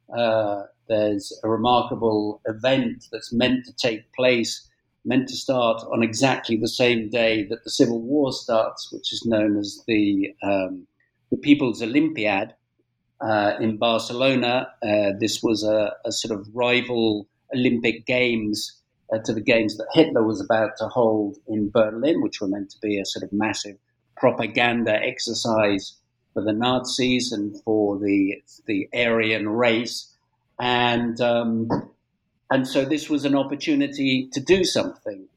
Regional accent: United Kingdom; moved away as an adult; now in Spain; I'm British born

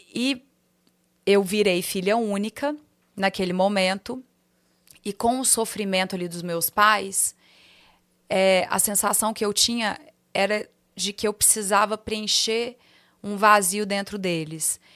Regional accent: Minas Gerais, Brazil; accent: mineiro; moved away as an adult; now in São Paulo, Brazil; Falar com meu sotaque, fazer minhas brincadeiras, contar meus, meus causos mineiros

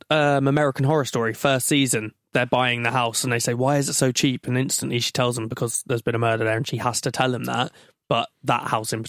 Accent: United Kingdom; being British

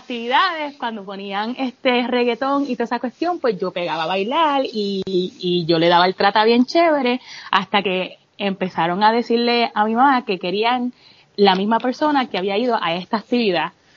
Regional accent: Bayamón, Puerto Rico; moved away as an adult; now in Texas, United States; Yo soy nacida y criada en Bayamón. Eh, me mudé para Texas cuando tenía 23 años.

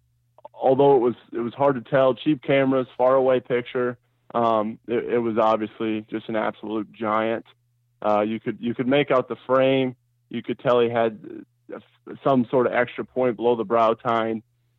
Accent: Iowa, United States; I'm from Eastern Iowa

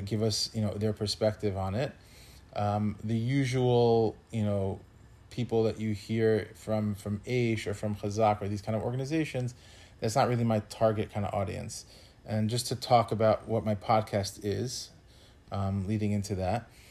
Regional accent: New Yorker, United States; as a New Yorker

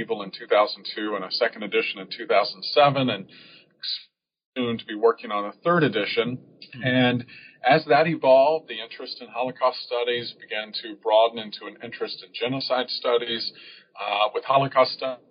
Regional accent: Georgia, United States; I'm a child of the South. I was born and raised in Georgia

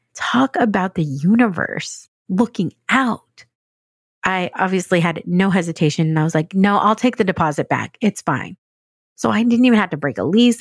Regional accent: San Diego, California, United States; moved away as an adult; also born or lived in Dallas / New York City; now in San Diego, United States; I grew up outside of San Diego, in a suburb of San Diego

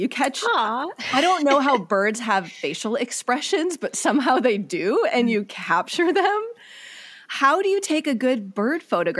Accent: Midwest, United States; now in Southern California, United States; I'm a birder in Southern California, but I grew up in the Midwest.

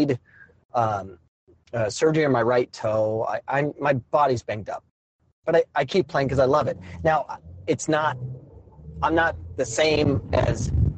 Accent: Arizona, United States; I grew up playing soccer in Arizona.

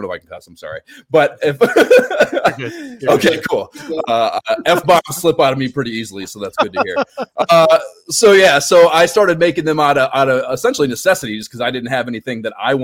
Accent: Cleveland, Ohio, United States; moved away; also born or lived in Pensacola, Florida / New York City; I'm from Ohio originally. I grew up near Cleveland

